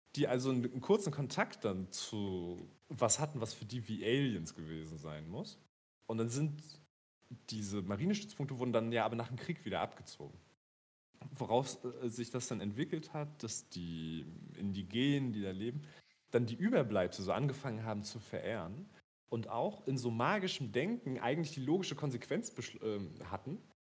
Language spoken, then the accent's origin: German; Rostock, Mecklenburg-Vorpommern, Germany; ich als Rostocker